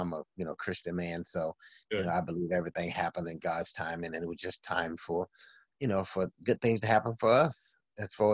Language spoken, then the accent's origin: English; Alabama, United States; moved away; growing up in the hood in Alabama